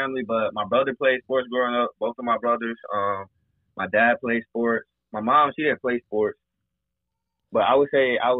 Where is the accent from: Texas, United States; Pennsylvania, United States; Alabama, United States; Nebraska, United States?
Alabama, United States; Mobile; I was always born and raised in Mobile, Alabama.